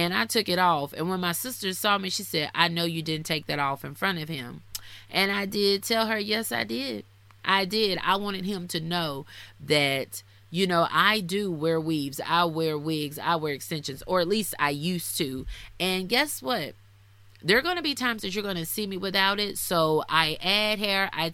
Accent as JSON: {"language": "English", "region": "the South", "country": "United States", "said": "I'm from the South. I'm black"}